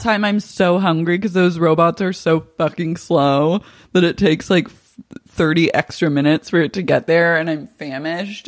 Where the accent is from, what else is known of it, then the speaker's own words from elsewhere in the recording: Oklahoma City, Oklahoma, United States; I grew up in Cher's stepdad's house in Oklahoma